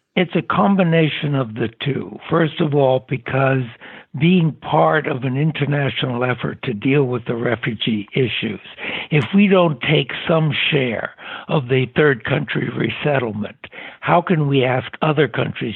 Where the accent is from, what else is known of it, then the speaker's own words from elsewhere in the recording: San Francisco, California, United States; Born in San Francisco, California.